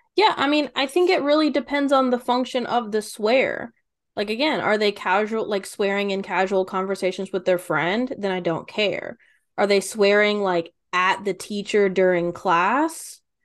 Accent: Kentucky, United States; I'm from Kentucky

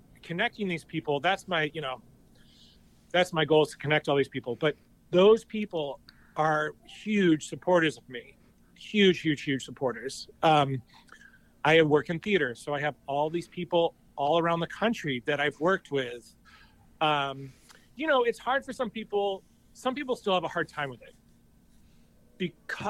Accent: New Hampshire, United States; I grew up in this little town in New Hampshire

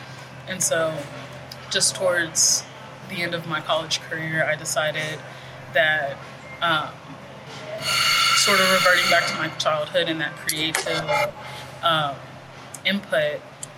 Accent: Del Valle, Texas, United States; So I grew up in Del Valle, which is a suburb of Austin or a subdivision of Austin, which when I was growing up, it was predominantly Hispanic culture there.

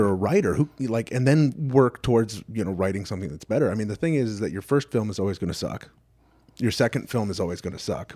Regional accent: Southern California, United States; moved away as an adult; also born or lived in Detroit area; now in Detroit, United States; I grew up in Southern California

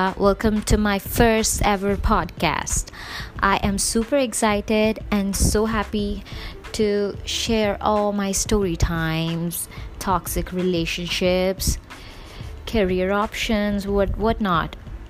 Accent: India; I'm 23 years old and I'm from India.

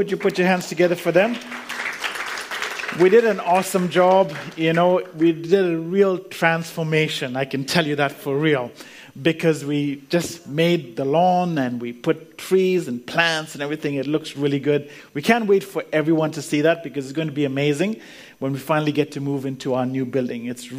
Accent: Canada; also born or lived in India / Zambia; now in Australia; So I was born in India. Then we moved to Africa, lived in Africa, in Zambia, which is really Central Africa. Then we moved to Canada, and that's where I lived most of my life. So, you know, grew up mainly in Canada.

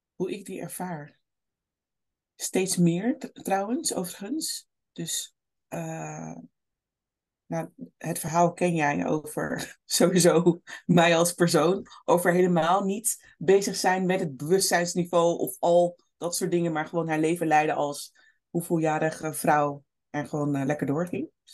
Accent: Rotterdam, South Holland, Netherlands; opgegroeid in Rotterdam, Kralingen, Krooswijk, Oude Noorder

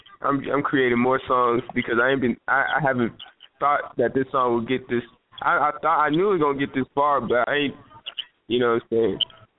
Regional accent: Georgia, United States; also born or lived in Lawrenceville; We've been everywhere, all over Georgia, so really, I was born in Lawrenceville, in Gwinnett. But from there, I was just moving place to place.

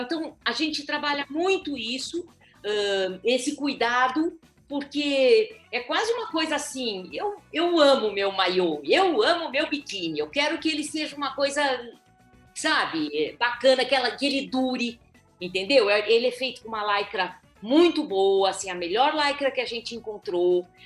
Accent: Minas Gerais, Brazil; nós somos mineiras

